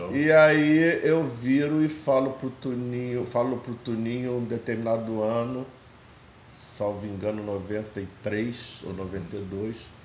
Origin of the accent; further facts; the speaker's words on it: Rio de Janeiro, Brazil; Eu nasci no Engenho da Rainha, Engenho da Rainha. na casa da mãe pobre. É, foi o, não, não fica no Engenho da Rainha, mas foi o hospital onde eu nasci. E morei muitos anos na infância no Engenho da Rainha. Depois mudamos para Olaria.